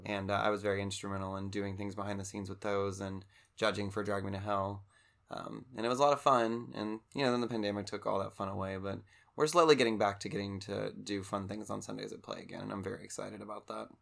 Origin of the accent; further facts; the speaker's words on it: Cincinnati, Ohio, United States; now in Louisville, United States; I was originally from the Cincinnati area